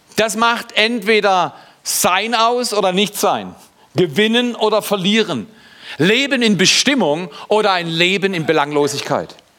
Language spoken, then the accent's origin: German; Germany; Ich bin Deutscher